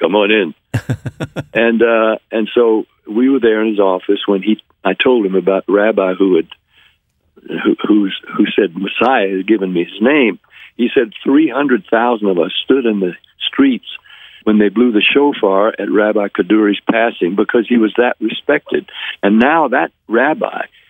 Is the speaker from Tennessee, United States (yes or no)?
yes; Nashville, Tennessee, United States; I was from Nashville